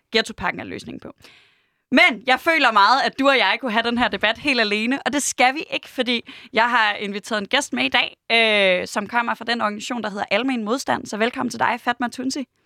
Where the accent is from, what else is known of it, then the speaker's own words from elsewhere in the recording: Aarhus, Central Denmark Region, Denmark; jeg er vokset op i Høj, tæt på Gellerup